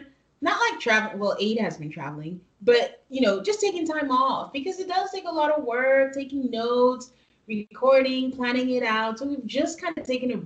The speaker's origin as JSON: {"language": "English", "country": "Nigeria", "moved": "yes", "said": "we're from Nigeria, so sometimes my brain thinks in different languages."}